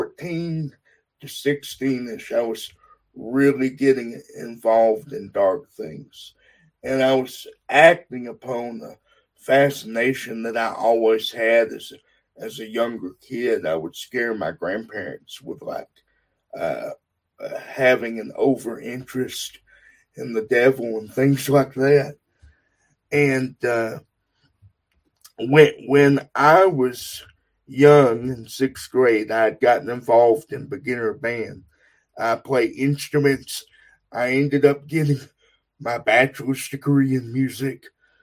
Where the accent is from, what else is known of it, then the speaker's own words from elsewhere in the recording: Texas, United States; now in Utah, United States; I am from Texas, born and raised